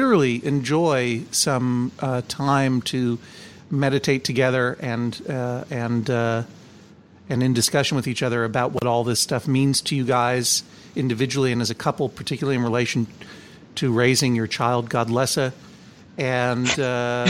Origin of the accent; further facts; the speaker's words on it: Brookline, Massachusetts, United States; growing up in Brookline, Massachusetts